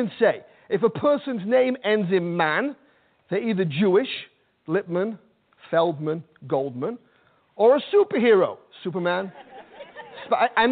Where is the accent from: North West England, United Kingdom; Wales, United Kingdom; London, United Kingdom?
North West England, United Kingdom; Manchester; now in New York, United States; I'm from Manchester, England, and growing up in Manchester